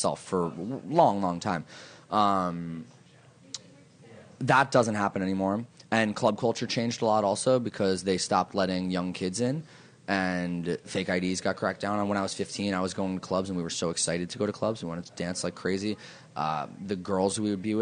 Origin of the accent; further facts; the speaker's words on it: New York City, New York, United States; I'm from New York